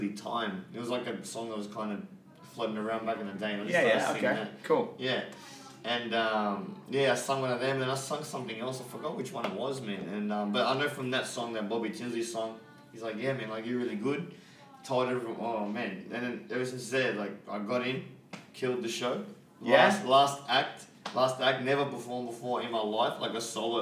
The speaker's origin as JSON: {"language": "English", "town": "Sydney", "region": "New South Wales", "country": "Australia", "lives_now": "Blakehurst, Australia", "said": "I'm from Maroubra"}